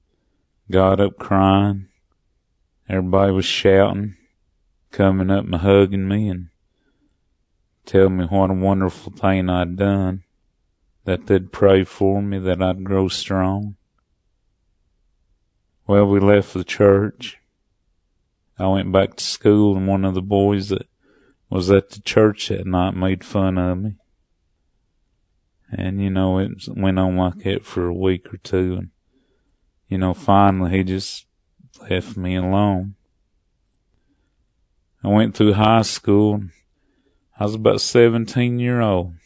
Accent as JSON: {"language": "English", "town": "Sylva", "region": "North Carolina", "country": "United States", "tie": "born or raised there", "also_born_or_lived": "Cullowhee, North Carolina / Cherokee, North Carolina", "said": "I was born in Silva, North Carolina. Lived with my mom until she married a man from Cullowhee. Now, I was raised in a white man's world. We had a farm"}